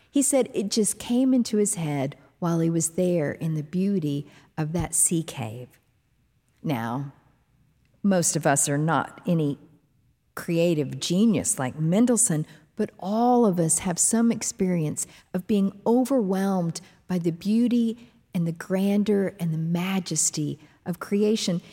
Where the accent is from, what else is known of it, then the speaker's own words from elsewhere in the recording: Dallas–Fort Worth area, Texas, United States; D F W Airport, near the home where I grew up